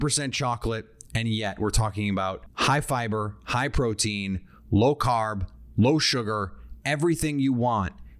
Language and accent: English; Midwest, United States; I am from the Midwest.